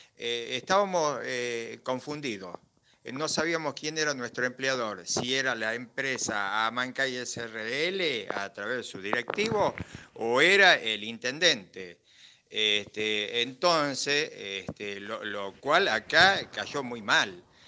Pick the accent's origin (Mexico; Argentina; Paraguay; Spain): Argentina; Bariloche, Río Negro; somos gente de Bariloche